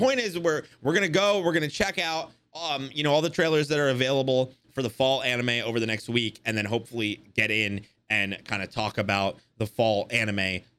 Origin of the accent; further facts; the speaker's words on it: England, United Kingdom; even though I'm fucking English.